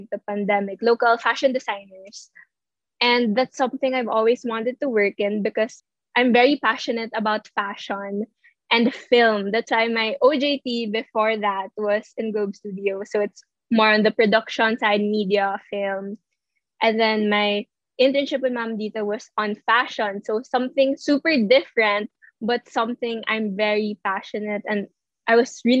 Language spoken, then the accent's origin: English; Philippines; I'm actually from Nasubu